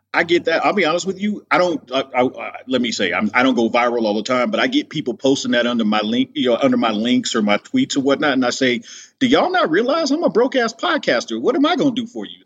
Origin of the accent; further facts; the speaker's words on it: Los Angeles, California, United States; I grew up in the Los Angeles area